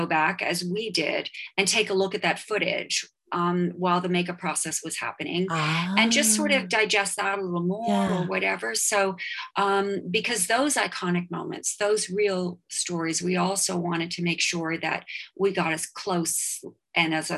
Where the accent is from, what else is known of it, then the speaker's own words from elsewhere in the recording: Toronto, Ontario, Canada; I grew up in Toronto